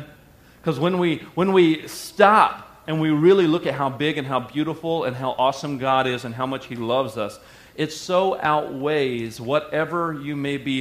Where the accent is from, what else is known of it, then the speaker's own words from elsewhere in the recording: the South, United States; I grew up in the South and we used to sing a hymn